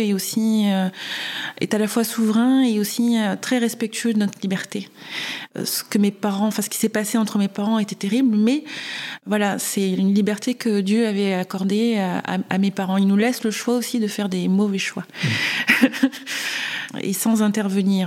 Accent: Réunion; moved away; also born or lived in Marseille / Valenciennes / French Guiana; je suis née à Marseille. Euh, j'ai grandi un peu à Valenciennes, un peu en Guyane et essentiellement à La Réunion

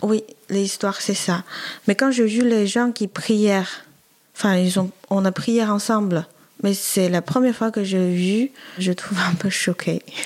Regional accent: Wuhan, Hubei, China; French is a second language; moved away as an adult; now in France; Je viens de Chine, au centre-ville, ça s'appelle Wuhan, à côté de la rivière de Yangtze

